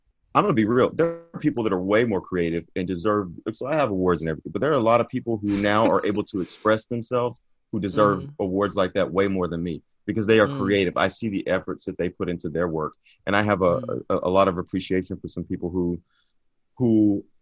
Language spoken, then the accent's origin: English; Vivian, Louisiana, United States; moved away as an adult; also born or lived in East Texas / Dallas, Texas; now in Los Angeles, United States; So I grew up mostly in Vivian, Louisiana, in McLeod, Texas, but they're really about 10 miles apart